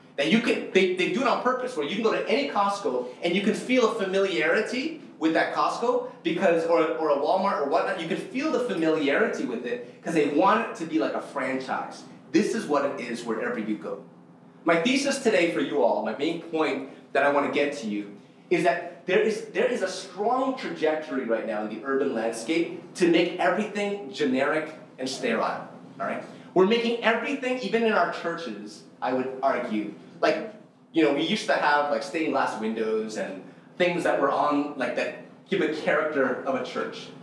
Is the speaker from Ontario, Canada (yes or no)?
yes; Toronto, Ontario, Canada; I'm Indonesian. Uh, Indonesian, born and raised here, born and raised in North York